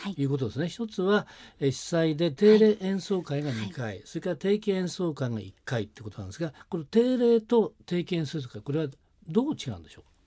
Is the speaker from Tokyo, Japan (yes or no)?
no; Nagano, Japan; 私の出身は長野県ですからね